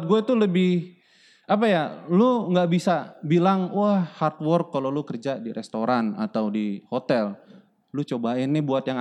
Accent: Indonesia; apalagi Indonesia gitu kan uh, lu punya posisi sedangkan posisi yang se level sama lu tuh orang European semua yeah.

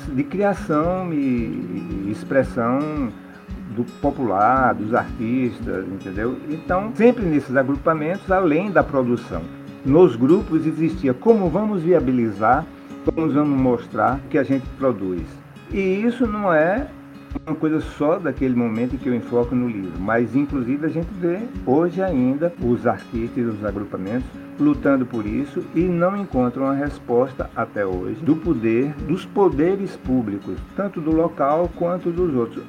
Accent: Juazeiro, Bahia, Brazil; Nasci em Juazeiro, Bahia e sou artista plástico

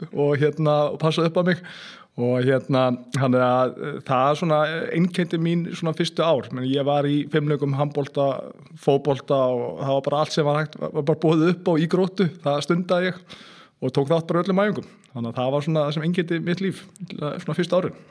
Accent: Seltjarnarnes, Capital Region, Iceland; ég er alveg upp á Seljarnösunu og hérna, já, bara fættist og, og uppalinn þar.

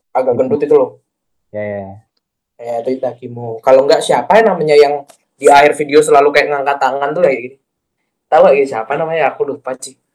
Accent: Bali, Indonesia; kita sebagai orang Bali

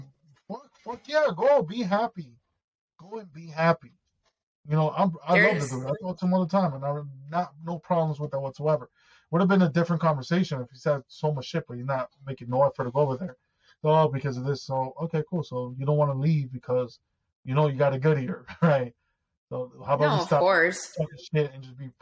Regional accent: United States; also born or lived in Ecuador; I'm from the States. Like, this is where I'm born. This is where my citizenship is. This is where I live

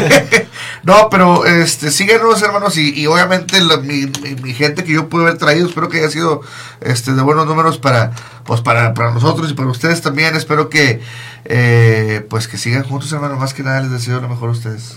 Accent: Monterrey, Nuevo León, Mexico; moved away as an adult; now in Michigan, United States; yo soy de Monterrey, pero yo eh, tengo cuatro años viviendo en, en, Michigan

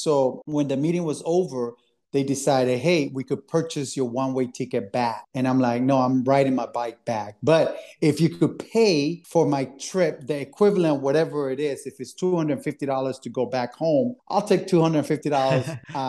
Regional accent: Miami, Florida, United States; also born or lived in Philadelphia; I grew up in Miami and then after college moved to Philadelphia

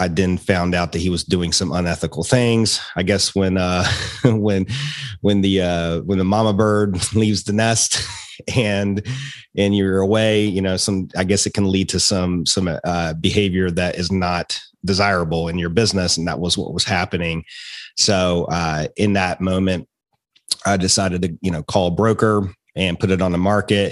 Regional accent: Roanoke, Virginia, United States; accent: Appalachian twang; also born or lived in Richmond, Virginia; moved back to my hometown in Roanoke, where I'm at now

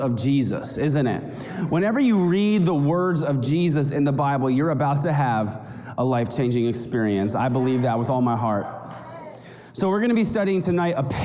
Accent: rural Kansas, United States; now in Arizona, United States; I grew up in the Midwest in rural Kansas

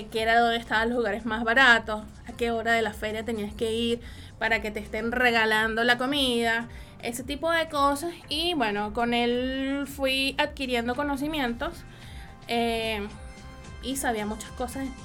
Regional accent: Puerto La Cruz, Anzoátegui, Venezuela; now in Chile; yo soy Puerto de la Cruz, imposible. Muy pocos maracuchos conocí por, por ese lado.

